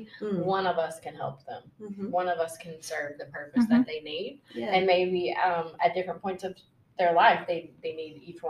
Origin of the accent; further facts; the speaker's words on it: Tennessee, United States; I'm here from Tennessee, so I didn't move.